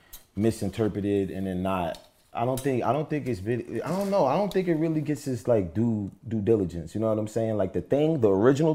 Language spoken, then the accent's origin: English; Bronx, New York, United States; I'm from the Bronx.